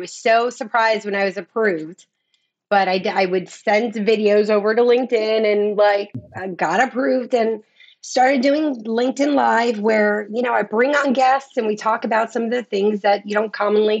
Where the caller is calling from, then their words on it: Clearwater, Florida, United States; Clearwater, Florida.